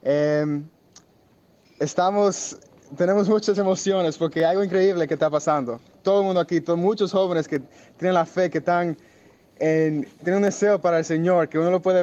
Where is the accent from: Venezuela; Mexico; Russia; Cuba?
Venezuela; de Capellán Militar de Venezuela, vengo de Venezuela.